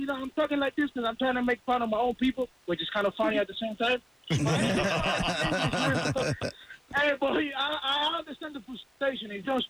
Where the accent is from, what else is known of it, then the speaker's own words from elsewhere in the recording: Cuba; now in Hialeah, United States; you guys are making fun of my city, Hialeah, bro, when I came from Cuba.